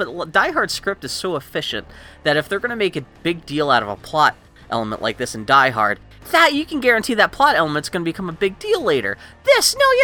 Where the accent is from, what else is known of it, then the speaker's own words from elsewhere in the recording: Texas, United States; I was born in Texas